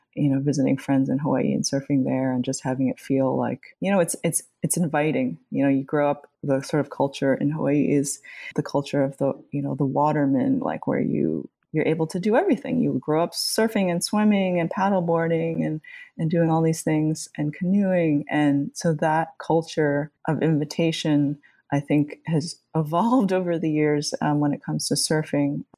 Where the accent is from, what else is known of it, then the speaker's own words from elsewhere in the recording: Jones Beach, Long Island, New York, United States; we grew up at Jones Beach, you know, here on Long Island